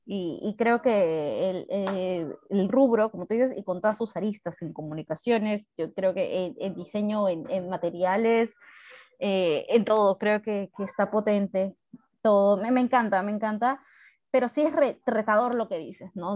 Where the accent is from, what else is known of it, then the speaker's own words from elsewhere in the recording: Peru; somos peruanos